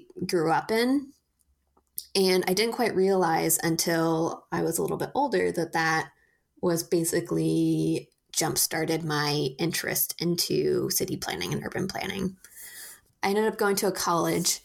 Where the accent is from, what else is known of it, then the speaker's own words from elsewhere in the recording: Portland, Oregon, United States; I am born and raised in Portland, Oregon